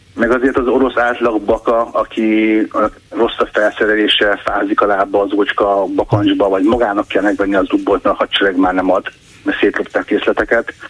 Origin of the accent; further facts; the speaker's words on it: Hungary; én, mint magyar állampolgár